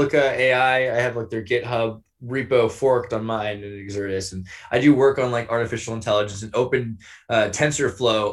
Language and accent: English; Santa Cruz, California, United States; I was raised in California by transgendered Wiccans